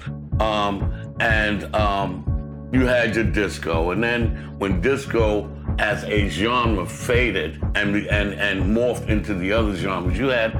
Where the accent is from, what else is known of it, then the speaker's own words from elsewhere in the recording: New York City, New York, United States; I'm a Harlem brother